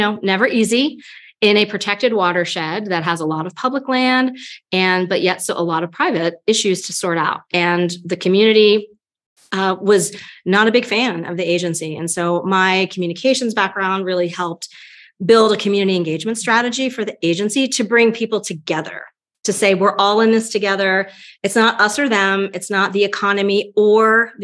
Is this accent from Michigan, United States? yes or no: no; Delaware, United States; moved away as an adult; now in Lake Tahoe, United States; We're originally from Delaware, from the East Coast, and I grew up on a farm.